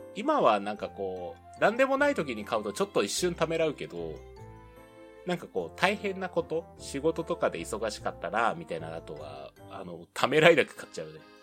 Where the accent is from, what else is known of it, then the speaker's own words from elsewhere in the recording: Fukuoka, Japan; moved away as an adult; also born or lived in Tokyo; 出身がね、福岡なんで